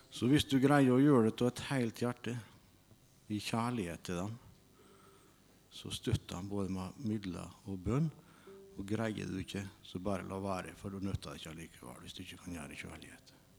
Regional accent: Aukra, Møre og Romsdal, Norway; Jeg kommer fra Aukra

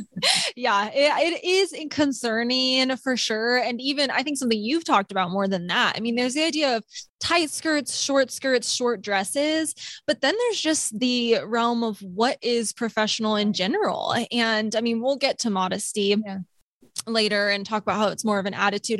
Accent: Sacramento, California, United States; I grew up in Sacramento

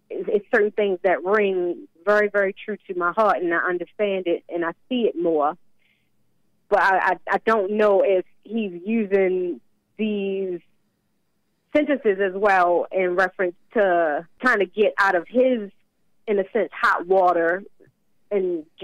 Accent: Baltimore, Maryland, United States; moved away; we came from Baltimore originally, and it is not the greatest of places.

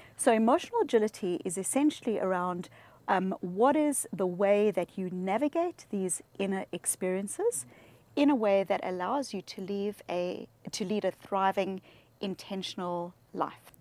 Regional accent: South Africa; I grew up in South Africa

